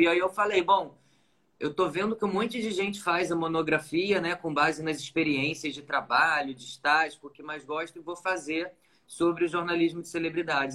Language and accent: Portuguese; Nova Friburgo, Rio de Janeiro, Brazil; now in Rio de Janeiro, Brazil; eu sou de uma cidade do interior daqui do Rio, né? Nasci em Nova Friburgo